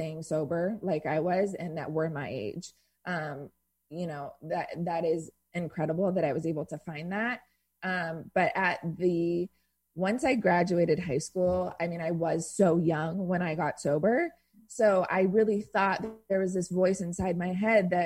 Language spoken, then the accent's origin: English; Irvine, California, United States; I grew up in Irvine.